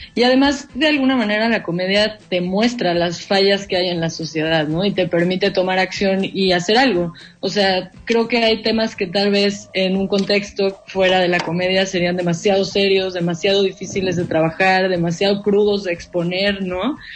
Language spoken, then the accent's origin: Spanish; Mexico; en nuestro país estamos un poco atrasados en eso